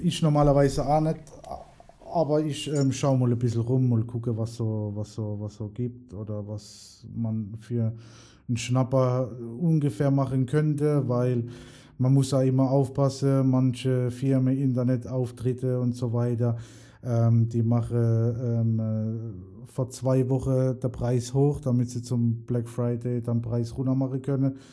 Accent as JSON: {"language": "German", "town": "Mannheim", "region": "Baden-Württemberg", "country": "Germany", "said": "bei uns in Mannheim"}